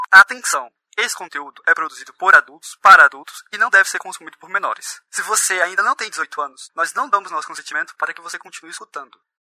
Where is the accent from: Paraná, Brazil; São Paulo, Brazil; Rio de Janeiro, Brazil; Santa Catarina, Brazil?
Paraná, Brazil; Ponta Grossa; eu sou aqui do Paraná, de uma cidade próxima de Curitiba, onde a gente tá, que é Ponta Grossa